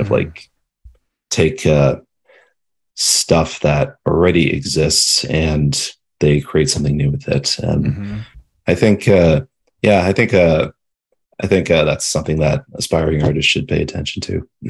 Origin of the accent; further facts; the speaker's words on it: London, Ontario, Canada; I'm from I'm from the Ontario, London